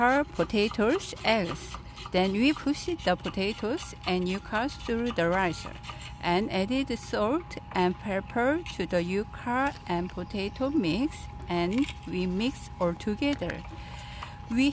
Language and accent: English; South Korea; moved away; I'm Korean.